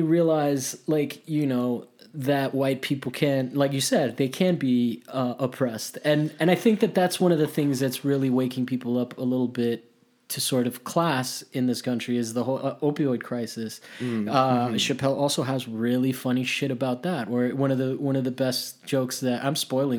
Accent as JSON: {"language": "English", "town": "Miami", "region": "Florida", "country": "United States", "said": "in Miami, I come from Miami, so like that's a town where like white people do not thrive."}